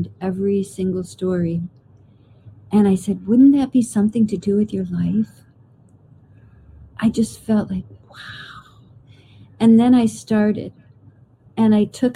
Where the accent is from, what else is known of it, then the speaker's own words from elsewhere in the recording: Clayton, New York, United States; everybody in my hometown Clayton is a storyteller